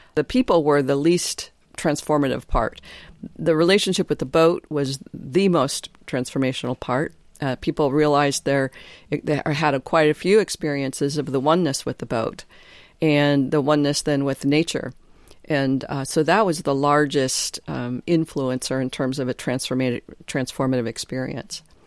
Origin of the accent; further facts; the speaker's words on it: Detroit, Michigan, United States; moved away as an adult; also born or lived in Nova Scotia; now in San Juan Islands, United States; I grew up in Detroit, family of nine alcoholic parents